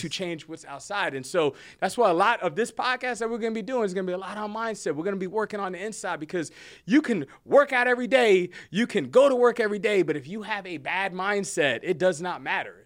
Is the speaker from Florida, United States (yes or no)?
no; New Jersey, United States; moved away as an adult; now in Texas, United States; born and raised in Jersey, uh, moved to Texas, military